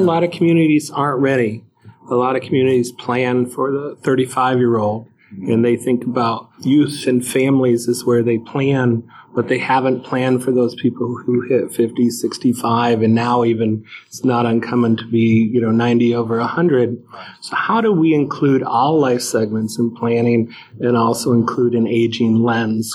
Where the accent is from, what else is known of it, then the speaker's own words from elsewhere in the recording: Northeast, United States; I'm from the Northeast